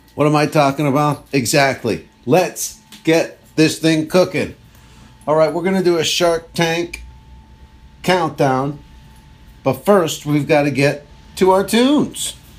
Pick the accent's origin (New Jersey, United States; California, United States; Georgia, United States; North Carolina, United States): New Jersey, United States; I'm from Edgewater. I mean, I'm from New Jersey.